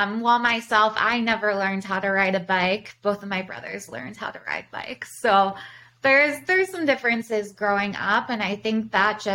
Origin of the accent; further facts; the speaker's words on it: Baltimore, Maryland, United States; moved away as an adult; now in Chicago, United States; I'm originally from Baltimore. I came to Chicago when I was 18